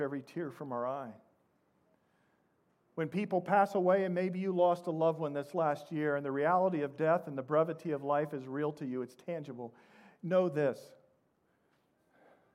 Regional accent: Midwest, United States; moved away; also born or lived in Indianapolis, Indiana; I come from the Midwest.

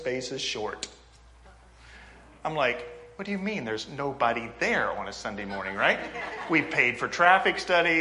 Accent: Indianapolis, Indiana, United States; I'm from Indianapolis

